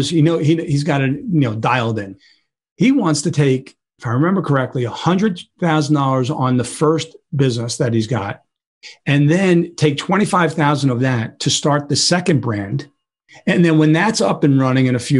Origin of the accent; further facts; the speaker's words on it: New York City, New York, United States; I grew up in Brooklyn